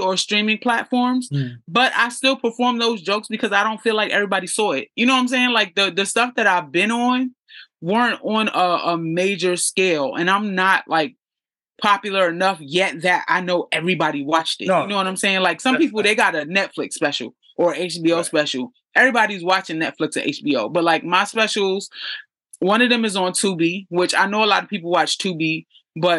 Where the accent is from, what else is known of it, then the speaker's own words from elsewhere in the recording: New York City, New York, United States; I grew up in the hood. I'm from East New York, Brooklyn